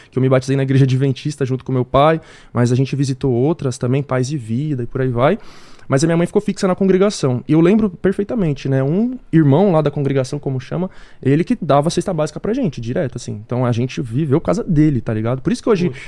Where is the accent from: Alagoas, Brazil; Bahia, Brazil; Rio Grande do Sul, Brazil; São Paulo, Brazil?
São Paulo, Brazil; also born or lived in Jardim Vista Alegre, Brasilândia; eu nasci ali, no Vista Alegre, mas eu cresci em outra favela ali, que é o Elisa Maria